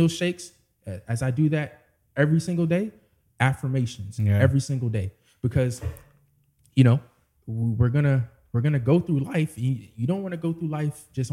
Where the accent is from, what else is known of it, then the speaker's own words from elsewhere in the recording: Washington, District of Columbia, United States; moved away; back in my hometown in D.C.